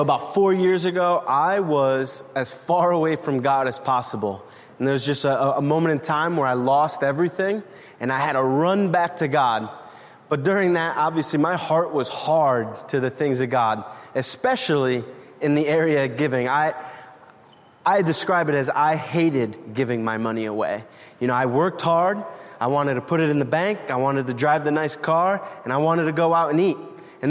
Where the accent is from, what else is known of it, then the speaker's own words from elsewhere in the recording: New Haven, Connecticut, United States; born there; this is the place I was born. I was born in New Haven.